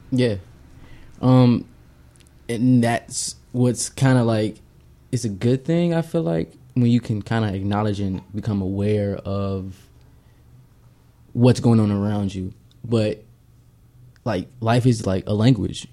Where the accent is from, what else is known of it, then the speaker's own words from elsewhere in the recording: United States; as American kids, we would go home after school